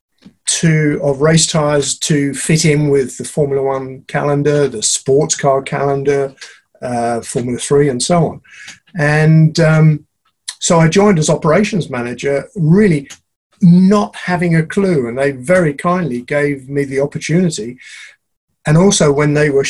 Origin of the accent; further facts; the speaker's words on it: London, United Kingdom; I was born and brought up in Chiswick in West London